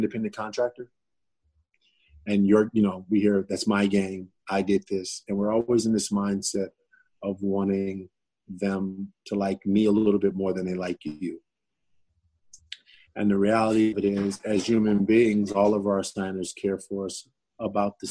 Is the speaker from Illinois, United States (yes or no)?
yes; Chicago, Illinois, United States; I come from Chicago